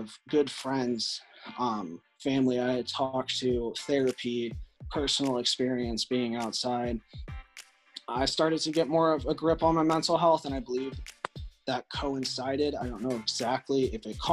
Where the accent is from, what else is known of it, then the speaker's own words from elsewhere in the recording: North Central Illinois, United States; I grew up in North Central Illinois